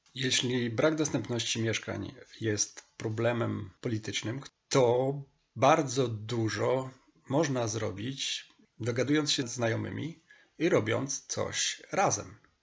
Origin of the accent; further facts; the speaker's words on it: Stalowa Wola, Subcarpathian Voivodeship, Poland; Tym miastem jest Stalowa Wola, moje rodzinne miasto